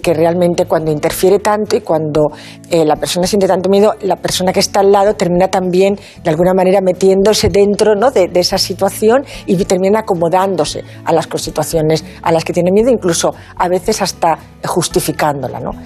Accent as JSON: {"language": "Spanish", "region": "Asturias", "country": "Spain", "moved": "yes", "lives_now": "Valencia, Spain", "said": "Soy asturiana de corazón valenciana de adopción"}